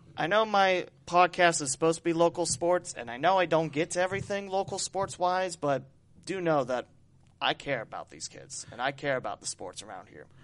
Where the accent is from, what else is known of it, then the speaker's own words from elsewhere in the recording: West Alexandria, Ohio, United States; my hometown of West Alexandria